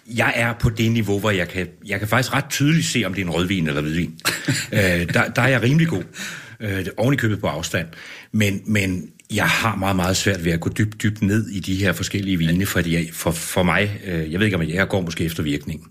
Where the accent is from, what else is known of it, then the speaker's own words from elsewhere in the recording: Copenhagen, Capital Region of Denmark, Denmark; moved away as an adult; also born or lived in Ribe / Vejle; now in Aalborg, Denmark; jeg er jo ikke fra Aalborg, jeg er fra København